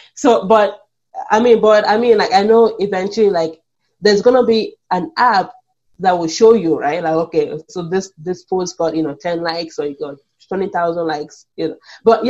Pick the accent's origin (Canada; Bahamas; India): Canada; Because as a Canadian, I can see it already.